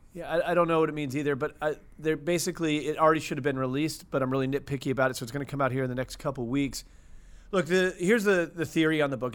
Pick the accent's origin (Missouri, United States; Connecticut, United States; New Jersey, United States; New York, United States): Missouri, United States; St. Louis; Born and raised in Saint Louis, Missouri.